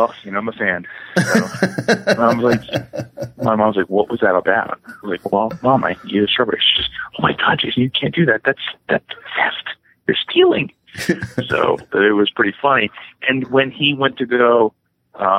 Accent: West Windsor, New Jersey, United States; I grew up in West Windsor, which is, an hour outside of New York City, and it was all farms

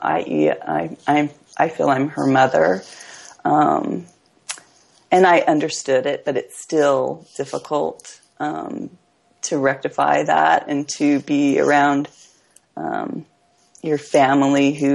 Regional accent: Hawaii, United States; I grew up in Hawaii, where the idea of family was big

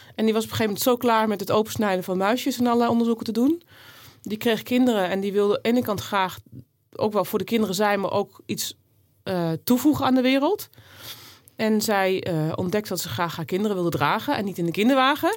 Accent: Netherlands; ik ben hier ook geboren in Nederland. Ik ben echt Nederlands klein getrokken

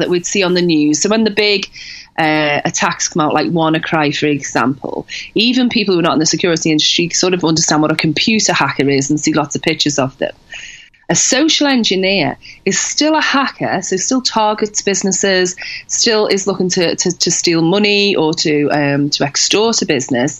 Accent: Liverpool, North West England, United Kingdom; when I grew up in Liverpool

